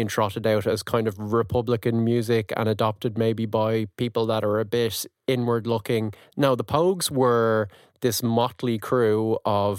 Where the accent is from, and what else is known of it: Ireland